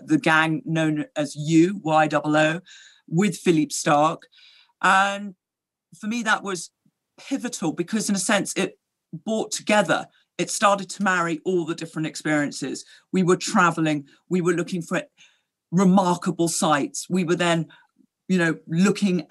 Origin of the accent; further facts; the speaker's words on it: London, United Kingdom; also born or lived in Gstaad, Switzerland; I grew up in London, and certainly in my formative years, I was at school there